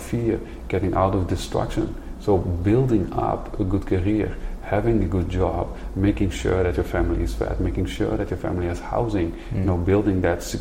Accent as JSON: {"language": "English", "country": "Netherlands", "said": "I come from Holland, the Netherlands"}